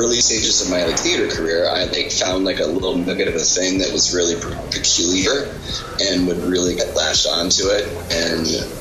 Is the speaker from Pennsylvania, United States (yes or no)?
yes; Pittsburgh, Pennsylvania, United States; I grew up in Pittsburgh, Pennsylvania